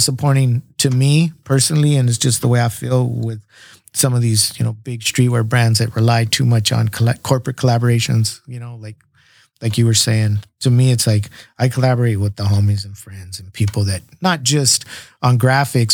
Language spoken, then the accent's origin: English; San Diego, California, United States; We're from San Diego